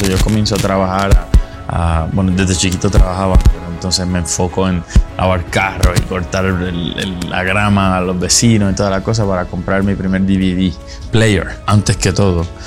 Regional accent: Puerto Rico; Yo crecí en Puerto Rico, en las montañas, en una comunidad muy pobre

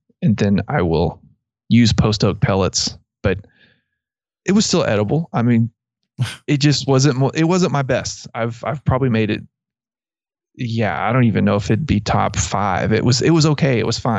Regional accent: Abilene, Texas, United States; because I grew up in around Abilene, and that was, you know, that's, people use Mesquite a lot.

